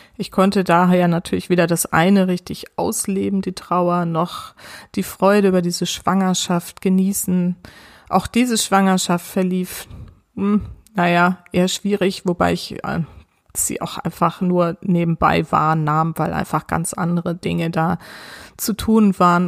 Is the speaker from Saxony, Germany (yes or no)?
no; near Heidelberg, Odenwald, Baden-Württemberg, Germany; Ich bin in der Nähe von Heidelberg aufgewachsen, mitten im Odenwald.